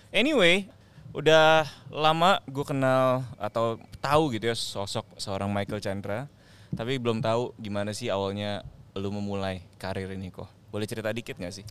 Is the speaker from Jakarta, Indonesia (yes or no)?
no; Tangerang, Banten, Indonesia; gue anak Tangerang